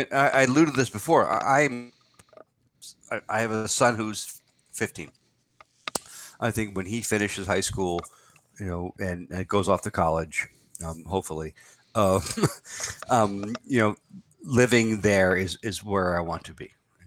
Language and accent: English; New York, United States; I'm a New Yorker, so Rome is much more akin to New York than Florence. I happened to live in Florence for a year. I lived in Rome for a summer